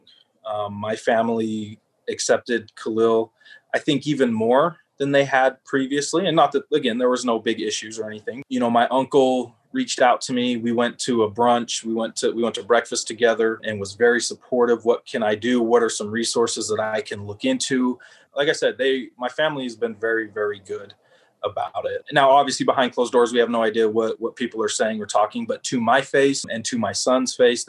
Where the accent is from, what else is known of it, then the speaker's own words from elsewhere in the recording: Roy, Utah, United States; I come from Roy, grew up here in Utah, LDS